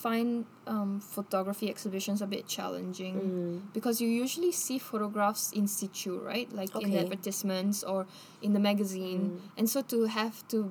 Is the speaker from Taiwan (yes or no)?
no; Bolivia; I loved paper dolls growing up in Bolivia